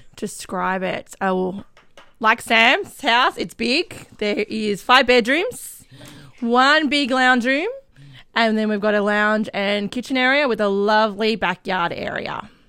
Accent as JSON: {"language": "English", "town": "Sunbury", "region": "Victoria", "country": "Australia", "tie": "born or raised there", "also_born_or_lived": "Canberra / Cheltenham, Melbourne", "said": "I grew up in Sunbury, which is just near the airport."}